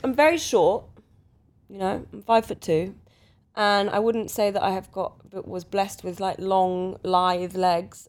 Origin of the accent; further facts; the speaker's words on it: London, United Kingdom; growing up around the Portobello Road